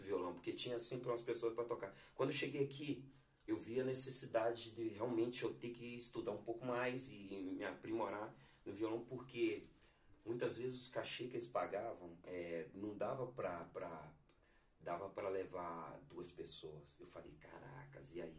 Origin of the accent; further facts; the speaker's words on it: Belo Horizonte, Minas Gerais, Brazil; moved away as an adult; sou natural de, de Minas Gerais, né? especificamente de Belo Horizonte